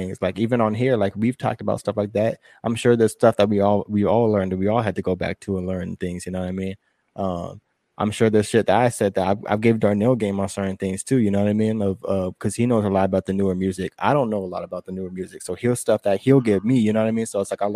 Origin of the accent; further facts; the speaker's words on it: San Diego, California, United States; we're from San Diego. We're 2 hours away from